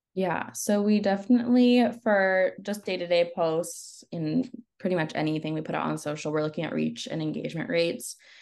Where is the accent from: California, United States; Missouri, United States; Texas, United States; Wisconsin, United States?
California, United States; Northern; moved away as an adult; also born or lived in Los Angeles, United States; I moved back home. I'm from Northern California, way, way, way up north by the border of Oregon